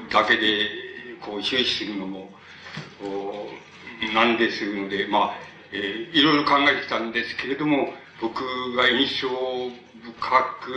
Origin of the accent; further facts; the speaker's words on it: Tokyo, Japan; also born or lived in Shin-Tsukudajima; あの僕が月島に生まれて、大体えー、気が付いた時には新佃今で、あの、えー、子供からの時から、そうです、十四五のあたりまで、新佃島におりました